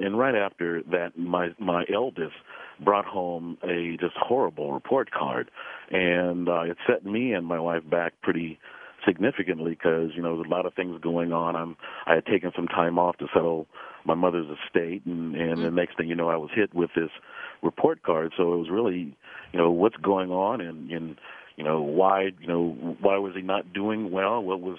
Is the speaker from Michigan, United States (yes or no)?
no; Los Angeles, California, United States; You know, it's the story dates really back to the fifth grade when I was a very young man. I was part of the initial busing that happened in Los Angeles.